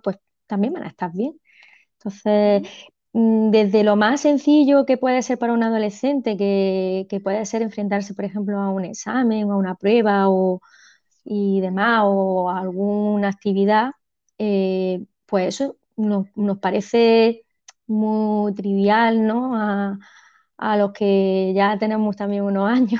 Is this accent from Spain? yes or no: yes; Almería, Andalusia, Spain; also born or lived in El Ejido; yo soy de Almería, de Almería Capital